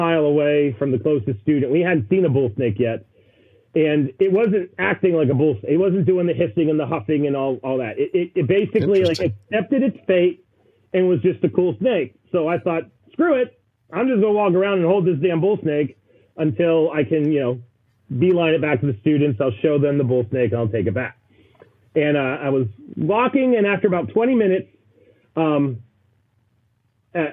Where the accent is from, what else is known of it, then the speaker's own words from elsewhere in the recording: West Virginia, United States; I grew up in West Virginia. We all grow up hunting